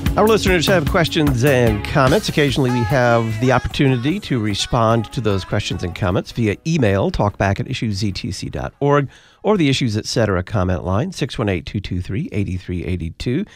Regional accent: Texas, United States; my home state of Texas

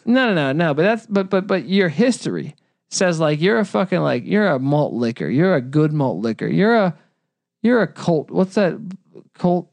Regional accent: California, United States; also born or lived in North Carolina; as a Californian

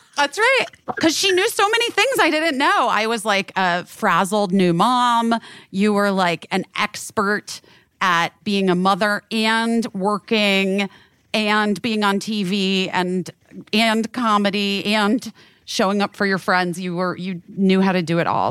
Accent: Arizona, United States; I'm from Arizona.

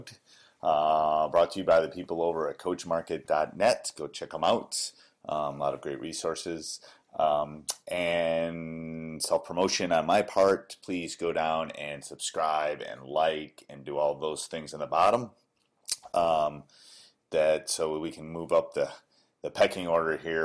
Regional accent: Wisconsin, United States; born or raised there

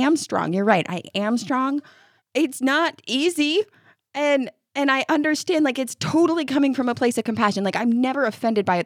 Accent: upstate New York, United States; moved away as an adult; now in Kentucky, United States; I'm from upstate New York.

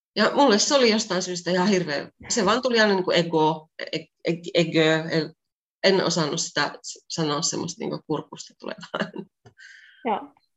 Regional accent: Pieksämäki, South Savo, Finland; moved away as an adult; also born or lived in France; now in Greece; mä oon Pieksämäeltä kotoisin

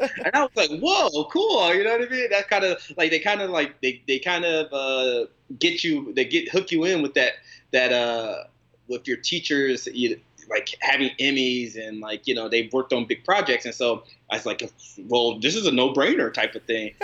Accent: North Carolina, United States; now in Arizona, United States; I grew up in North Carolina

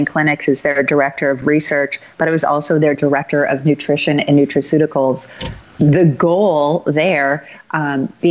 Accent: Chicago, Illinois, United States; born and raised in Chicago

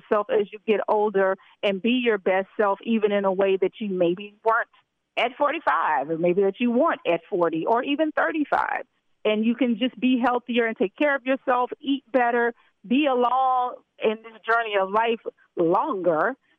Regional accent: Memphis, Tennessee, United States; Well, first of all, I am, but I'm also from Memphis, Tennessee.

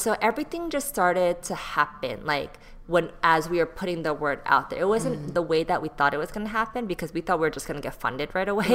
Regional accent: Bay Area, California, United States; moved away as an adult; also born or lived in Texas / Seoul, South Korea; now in Los Angeles, United States; I grew up in the Bay Area. Um, like that's where I went to middle school, high school

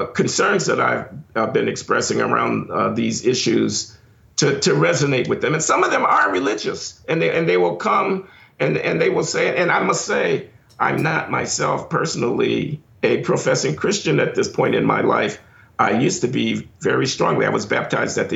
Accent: Chicago, Illinois, United States; I was born in Chicago in 1948 on the South Side.

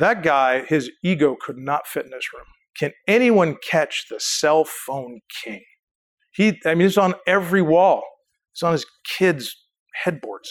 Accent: Canada; I'm Canadian.

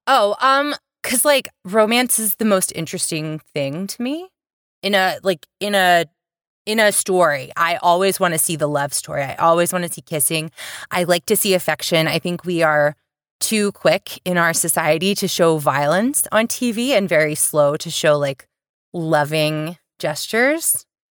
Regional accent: the South, United States; I'm from the South

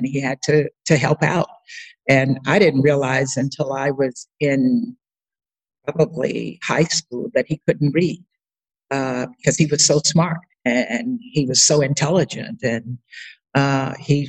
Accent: Baker, Louisiana, United States; moved away; Baker is a small rural town just outside of Baton Rouge. So when I meet people and they ask me where I'm from, I usually will say Baton Rouge unless they know Louisiana.

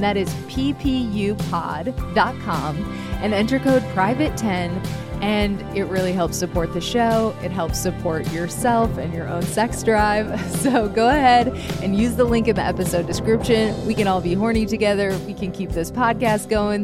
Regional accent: Midwest, United States; moved away; I'm actually from the Midwest, and we are a surprisingly horny bunch

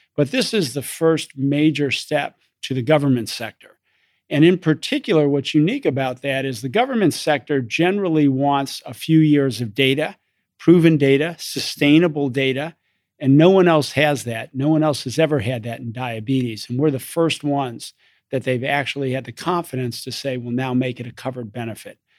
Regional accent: East Coast, United States; moved away as an adult; also born or lived in London, England / Oxford, England / Chicago, Illinois; I grew up in the East Coast

